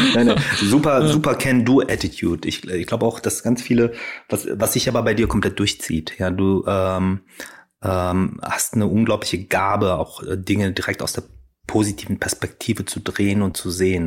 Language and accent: German; Ruhr area, North Rhine-Westphalia, Germany; ich bin ja auch im Ruhrgebiet groß geworden